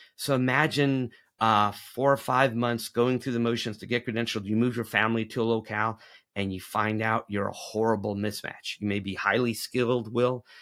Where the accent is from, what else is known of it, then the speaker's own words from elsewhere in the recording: Tennessee, United States; the state of Tennessee, my home state